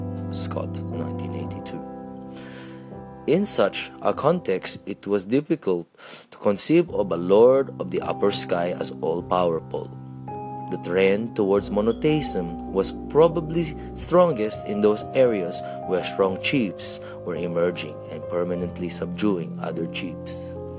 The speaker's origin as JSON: {"language": "English", "country": "Philippines", "said": "as I return to the Philippines and continue to be proactive in other areas of being Filipino in Australia or being a Filipino Australian"}